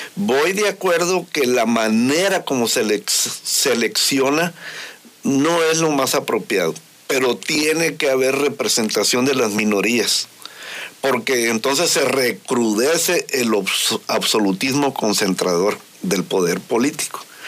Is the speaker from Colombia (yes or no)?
no; Mexico; Todos somos mexicanos.